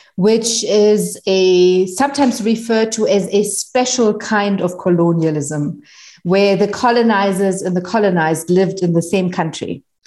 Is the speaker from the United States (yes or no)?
no; Germany; first language German; English is a second language; moved away as an adult; now in Johannesburg, South Africa; I'm originally from Germany. That's where I was born and grew up and went to school